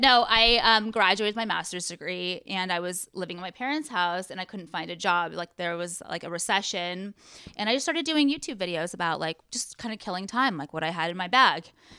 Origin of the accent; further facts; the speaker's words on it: Orange County, California, United States; Born and raised in Orange County.